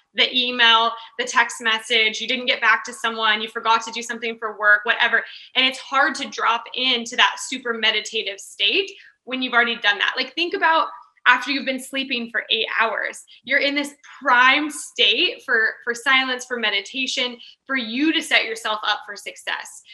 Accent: Kansas, United States; moved away as an adult; also born or lived in California; I grew up in Kansas, and honestly, there isn't much else to do in Kansas

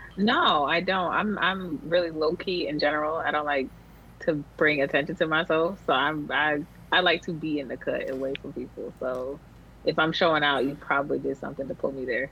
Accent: Central Florida, United States; born or raised there; also born or lived in Long Island, New York

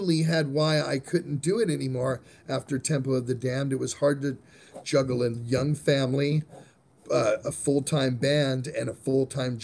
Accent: California, United States; I grew up in California

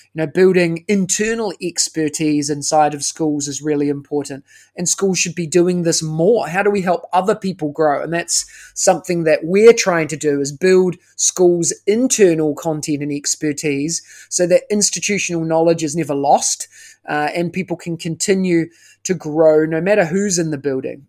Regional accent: New Zealand; moved away as an adult; now in Singapore; I am originally, as you can tell by the accent, uh, I'm from New Zealand

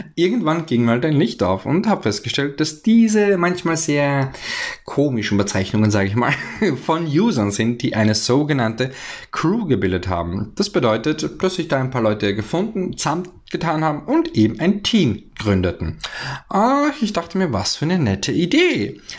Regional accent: Austria; ich bin ja aus dem Ösiland, also aus Österreich

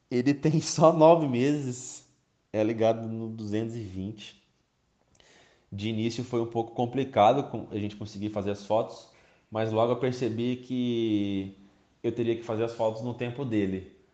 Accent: Campo Grande, Mato Grosso do Sul, Brazil; Eu sou de Campo Grande, no estado do Mato Grosso do Sul, tenho 27 anos.

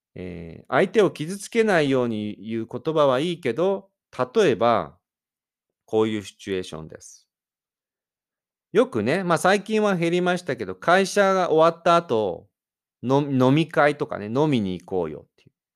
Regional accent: Japan; 私、日本人

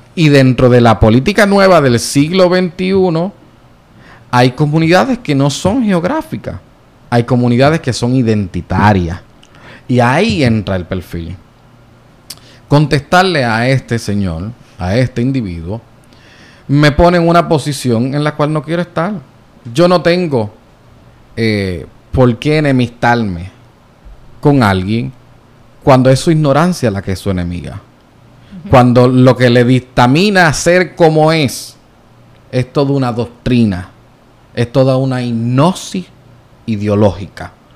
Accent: Puerto Rico; accent: jíbaro; porque yo soy boricua

